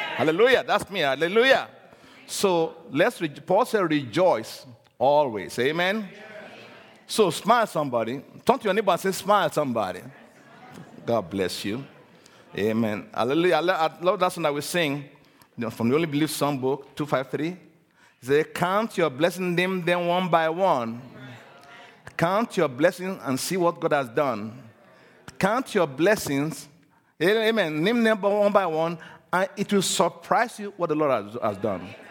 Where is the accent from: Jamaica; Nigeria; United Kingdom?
Nigeria; I'm originally from Nigeria. I was born in Nigeria.